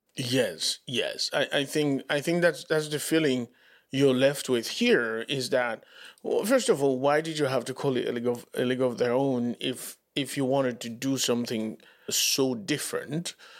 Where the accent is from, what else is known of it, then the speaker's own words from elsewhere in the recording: Dominican Republic; English is a second language; moved away as an adult; now in United States; I'd never lived in the U S, right? In the Dominican Republic